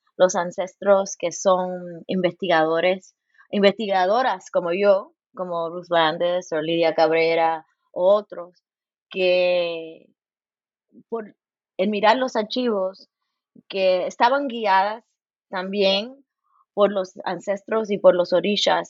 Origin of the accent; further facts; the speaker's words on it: Los Angeles, California, United States; now in Bloomington, United States; Nací en Los Ángeles. Mi mamá es cubana y mi padre puertorriqueño. Y ahí en California, en nuestro hogar